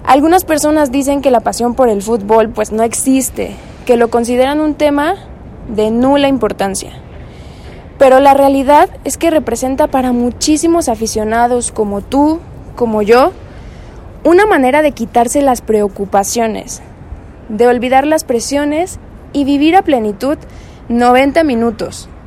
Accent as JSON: {"language": "Spanish", "region": "Mexico City", "country": "Mexico", "said": "soy de la Ciudad de México, curso el cuarto año de la licenciatura en médico cirujano"}